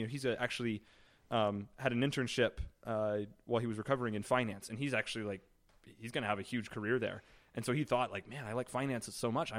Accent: Illinois, United States; also born or lived in Boulder, Colorado; moved to Illinois when I was like two.

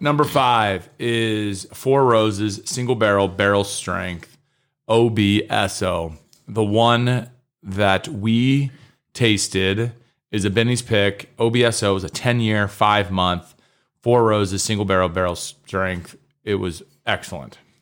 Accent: Kentucky, United States; I grew up in Kentucky

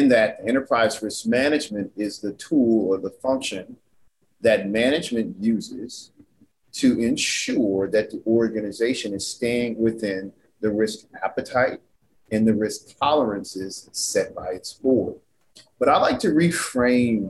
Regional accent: New Orleans, Louisiana, United States; moved away; I'm originally from New Orleans, Louisiana

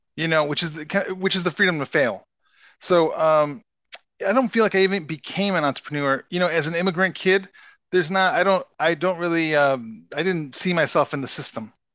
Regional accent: Chicago, Illinois, United States; now in Minnesota, United States; I grew up in Chicago

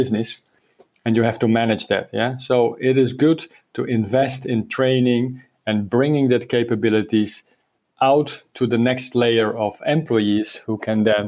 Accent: Netherlands; now in Spain; I'm from the Netherlands, but living for many years in Spain

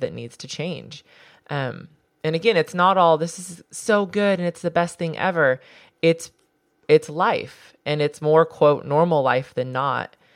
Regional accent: Southern California, United States; I grew up in Southern California

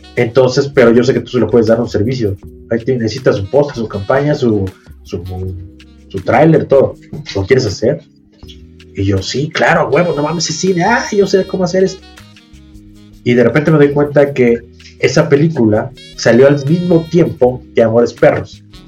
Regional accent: Mexico; me fui de México un año

